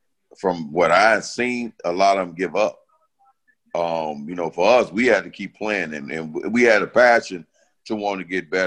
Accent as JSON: {"language": "English", "town": "Chicago", "region": "Illinois", "country": "United States", "tie": "born or raised there", "said": "I grew up in the Franklin Park area"}